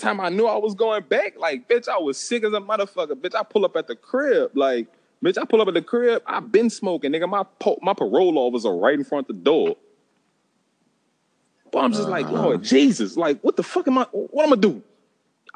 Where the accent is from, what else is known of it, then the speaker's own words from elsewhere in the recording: St. Rose, Louisiana, United States; also born or lived in New Orleans; I'm from St. Rose. Like, fuck. That's where I've been my whole motherfucking life